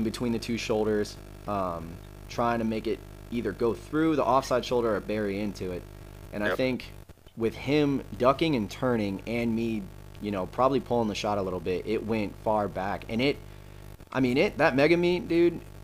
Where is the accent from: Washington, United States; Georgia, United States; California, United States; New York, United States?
Georgia, United States; Gwinnett County; I grew up in Gwinnett County